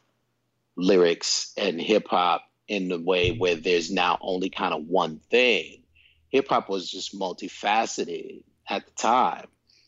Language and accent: English; New York City, New York, United States; where I was growing up in the South Bronx